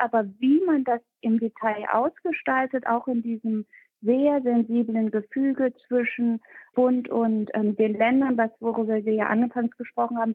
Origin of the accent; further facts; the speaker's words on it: Bremen, Germany; Bremen, mein Bundesland, äh, mein Heimatbundesland